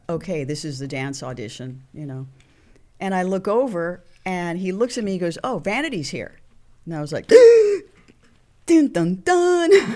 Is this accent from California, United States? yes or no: yes; Los Angeles, California, United States; also born or lived in Santa Monica, California / Venice, California / San Pedro, California; born and raised in Hollywood